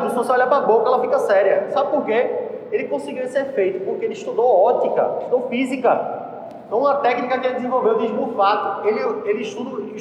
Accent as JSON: {"language": "Portuguese", "country": "Italy", "second_language": "Portuguese", "said": "eu sei falar italiano, eu sou italiano, pô."}